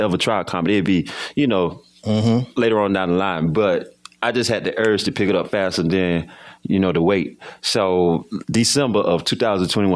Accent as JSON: {"language": "English", "town": "Hemingway", "region": "South Carolina", "country": "United States", "tie": "born or raised there", "also_born_or_lived": "Kingstree, South Carolina", "moved": "as an adult", "lives_now": "Winston-Salem, United States", "said": "Hemingway, South Carolina is where I was raised"}